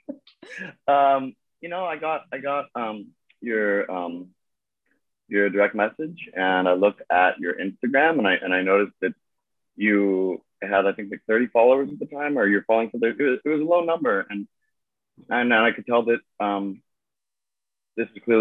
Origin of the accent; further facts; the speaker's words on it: Pittsburgh, Pennsylvania, United States; now in Los Angeles, United States; I grew up in Pittsburgh, Pennsylvania